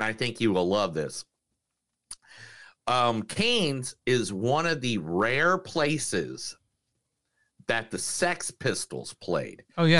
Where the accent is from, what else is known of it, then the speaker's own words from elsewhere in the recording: Indiana, United States; Indiana, my home state. In fact, the town that it's based off of is literally within like a 45-minute drive at most from my house where I grew up.